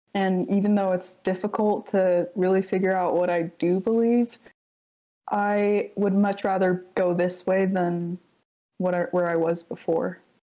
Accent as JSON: {"language": "English", "region": "Alaska", "country": "United States", "tie": "born or raised there", "also_born_or_lived": "Samoa", "said": "I was born in Samoa, but yeah, raised in Alaska."}